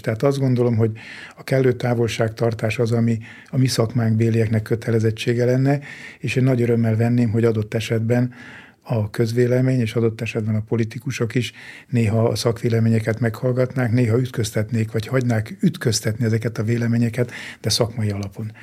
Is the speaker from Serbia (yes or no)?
no; Hungary; Én egy vidéki kis faluba születtem, ott nőttem föl